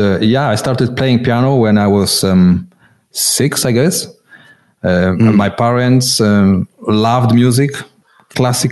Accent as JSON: {"language": "English", "country": "Poland", "tie": "born or raised there", "moved": "as an adult", "lives_now": "Switzerland", "said": "I remember those times, communist Poland, you know. I come originally from Poland, now living in Switzerland"}